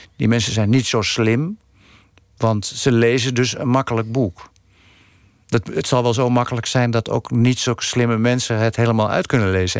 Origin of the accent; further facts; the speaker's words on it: Netherlands; ik ben gewoon een Nederlander, is gewoon niet te ontkennen.